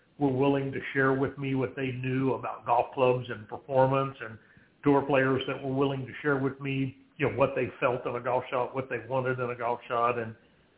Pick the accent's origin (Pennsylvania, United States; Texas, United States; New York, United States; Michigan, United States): Texas, United States; South; That little small town in South Texas, that little nine-hole golf course was the center of a lot of what we did